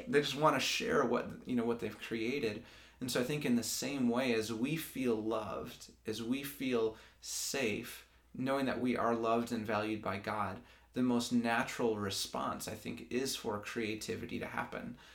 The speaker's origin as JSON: {"language": "English", "town": "Grand Rapids", "region": "Michigan", "country": "United States", "tie": "born or raised there", "also_born_or_lived": "Lansing, Michigan", "said": "I'm from Grand Rapids, Michigan, grew up there, um, and then I moved to Lansing in 2012 for school"}